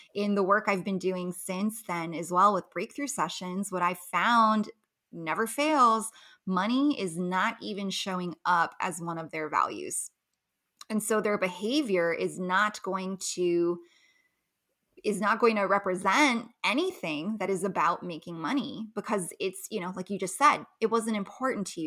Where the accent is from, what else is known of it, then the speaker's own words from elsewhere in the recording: Los Angeles, California, United States; moved away as an adult; now in Las Vegas, United States; I grew up in Los Angeles, moved to Las Vegas